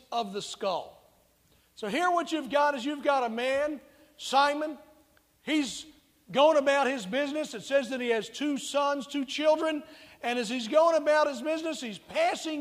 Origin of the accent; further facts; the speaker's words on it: United States; I'm not born in communist China, but I was born in America